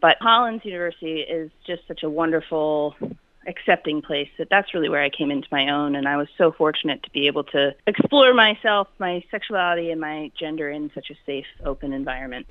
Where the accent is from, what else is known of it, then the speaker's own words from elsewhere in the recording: Wyoming, United States; moved away; also born or lived in Charleston, South Carolina; I, I grew up in Wyoming um, until my parents got divorced, and then I lived in South Carolina